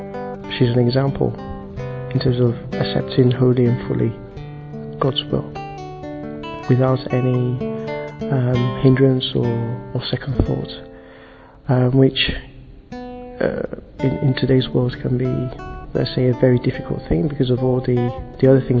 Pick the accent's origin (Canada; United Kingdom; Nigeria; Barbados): Nigeria; I'm from Nigeria, and I'm 39.